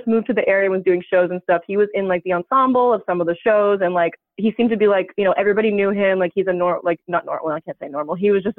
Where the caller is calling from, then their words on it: Northeast, United States; I'm calling from, I'll just say, like, the Northeast